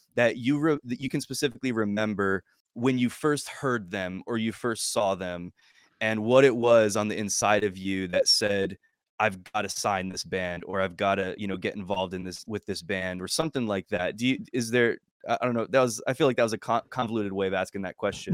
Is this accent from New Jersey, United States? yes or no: yes; New Jersey, United States; I'm from New Jersey